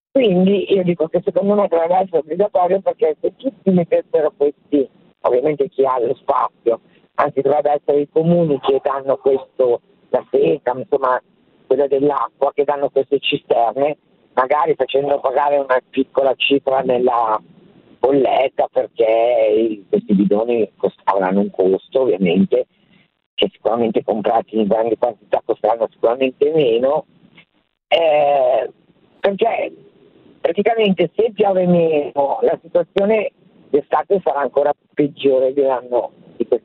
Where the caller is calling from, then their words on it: Lombardy, Italy; Siamo dalla Valtellina.